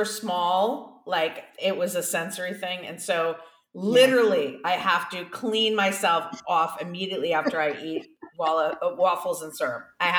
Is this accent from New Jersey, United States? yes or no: no; Boston, Massachusetts, United States; also born or lived in Ventura County, California; now in California, United States; I'm from Boston, so I'm used to snow